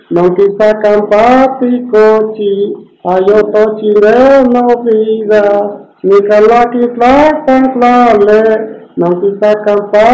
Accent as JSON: {"language": "Spanish", "region": "Oaxaca", "country": "Mexico", "tie": "born or raised there", "said": "Sufría muchísimo de bullying por mi color de piel. Yo soy originaria de Oaxaca"}